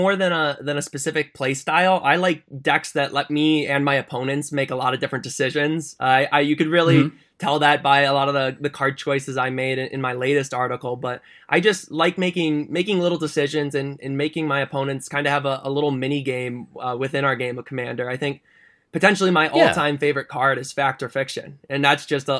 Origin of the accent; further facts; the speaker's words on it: Detroit, Michigan, United States; So I'm from the Detroit area. So I'm over in Michigan